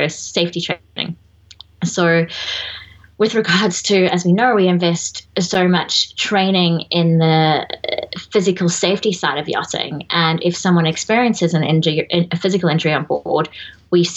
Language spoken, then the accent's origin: English; South Africa; moved away; being South African